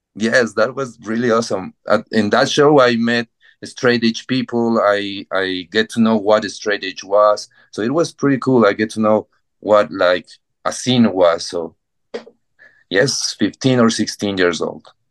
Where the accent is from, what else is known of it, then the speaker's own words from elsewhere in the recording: Ecuador; English is a second language; moved away as an adult; now in Bogota, Colombia; I I grew up in Ecuador, uh, very close to Chester's neighborhood, but I get married with a Colombian girl, and I moved to Bogota, Colombia, five years